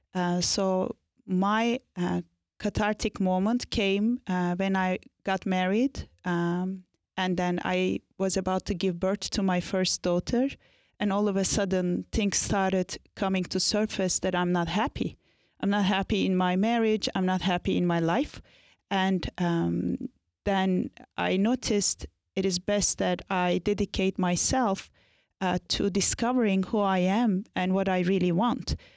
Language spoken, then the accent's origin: English; Anatolia, Turkey; I was born and raised in Turkey, in Anatolia.